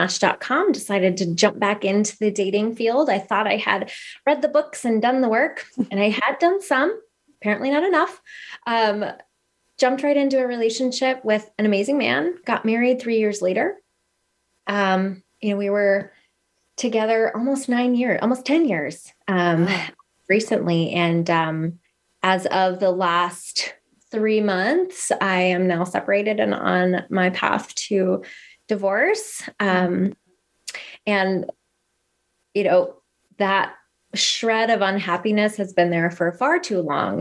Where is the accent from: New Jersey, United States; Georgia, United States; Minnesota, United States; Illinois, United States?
Minnesota, United States; Northern; moved away as an adult; now in Arizona, United States; I am originally from Northern Minnesota. I've lived in Arizona for the past almost 12 years